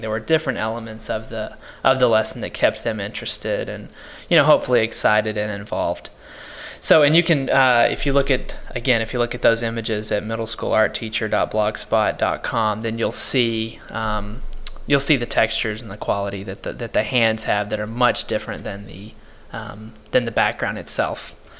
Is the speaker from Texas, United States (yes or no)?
yes; Paris, Texas, United States; my hometown is Paris, Texas